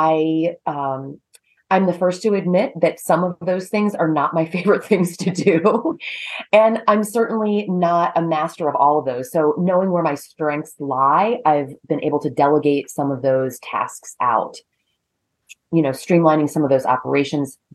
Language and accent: English; Maryland, United States; moved away as an adult; also born or lived in North Carolina; now in Connecticut, United States; I grew up in Maryland and proceeded to go to college in North Carolina and then came north to Connecticut